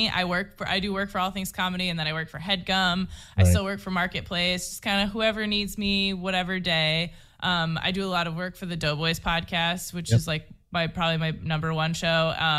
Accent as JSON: {"language": "English", "region": "New Hampshire", "country": "United States", "tie": "born or raised there", "also_born_or_lived": "Los Angeles", "moved": "as an adult", "lives_now": "Maine, United States", "said": "I grew up in New Hampshire."}